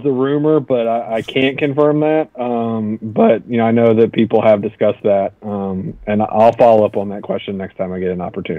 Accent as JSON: {"language": "English", "town": "Charleston", "region": "South Carolina", "country": "United States", "tie": "born or raised there", "said": "So I grew up in Charleston, South Carolina"}